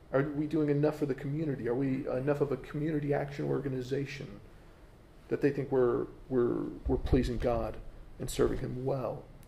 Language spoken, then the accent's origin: English; United States; as an American